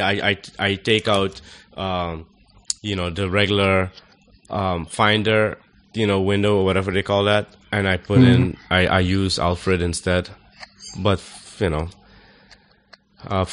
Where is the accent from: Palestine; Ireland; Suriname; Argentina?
Suriname; we're from Suriname